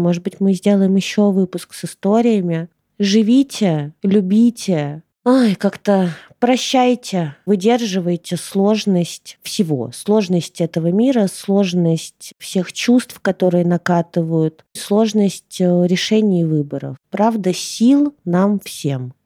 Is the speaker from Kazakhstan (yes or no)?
no; Ukraine; also born or lived in Russia; now in Bali, Indonesia; я родилась в Украине, а сейчас у меня там паспорт России